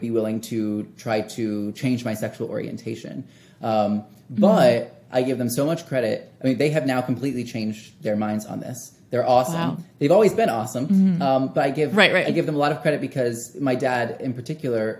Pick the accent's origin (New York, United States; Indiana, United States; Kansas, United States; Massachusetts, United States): Kansas, United States; Wichita; a different church in my hometown of Wichita, Kansas